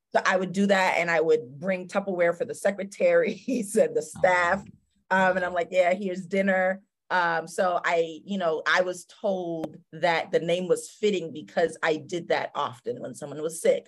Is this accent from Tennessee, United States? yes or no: no; Spring Valley, New York, United States; also born or lived in Scotchtown, New York / South Korea; I grew up in Spring Valley, New York, very small town